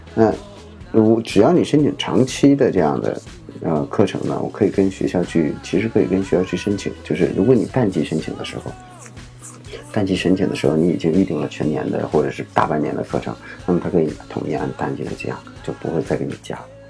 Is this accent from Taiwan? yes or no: no; China; 我们中国人